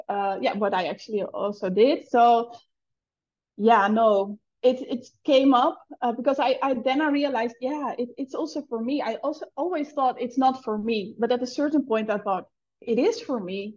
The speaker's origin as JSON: {"language": "English", "country": "Netherlands", "first_language": "Dutch", "second_language": "English", "moved": "as an adult", "lives_now": "Bali, Indonesia", "said": "English is not my first language"}